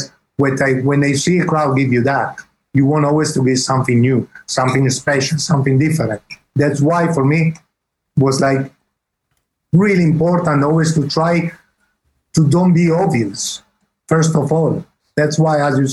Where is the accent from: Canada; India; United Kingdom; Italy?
Italy; accent: Italian English; English is a second language; my English is Italian English